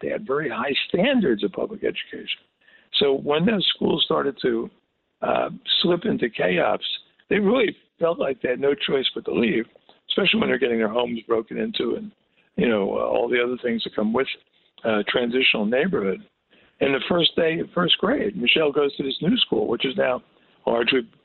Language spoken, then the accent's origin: English; Newark, New Jersey, United States; I grew up in Newark.